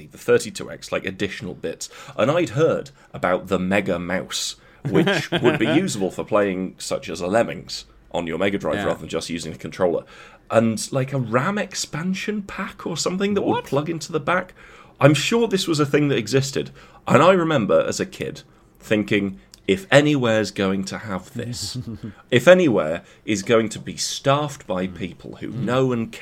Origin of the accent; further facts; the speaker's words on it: Coventry, West Midlands, United Kingdom; growing up in Coventry